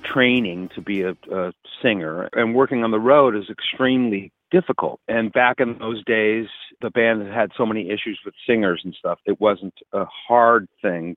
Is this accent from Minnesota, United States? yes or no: no; Santa Monica, California, United States; also born or lived in Encino, California / London; I was born here in California in Santa Monica and lived in Encino for the first 8 years. And then my father moved us to London for a few years